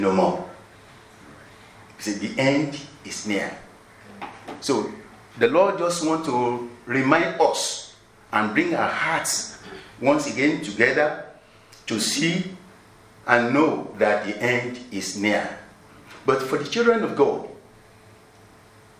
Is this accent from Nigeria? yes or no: yes; Nigeria; I'm from Nigeria